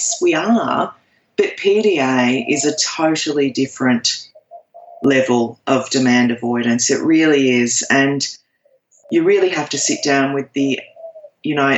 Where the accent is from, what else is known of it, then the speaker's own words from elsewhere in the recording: Australia; I am an Aussie.